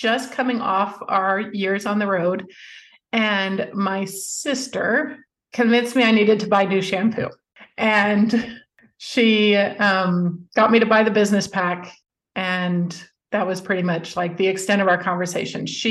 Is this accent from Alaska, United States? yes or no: yes; Alaska, United States; also born or lived in Utah / California; now in Dallas, United States; I'm from Alaska, but we raised our children mainly in Utah and California